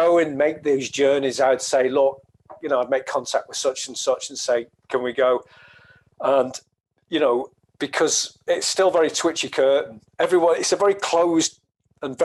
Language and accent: English; the Northwest, North West England, United Kingdom; I'm from the Northwest, a lot of Irish people there.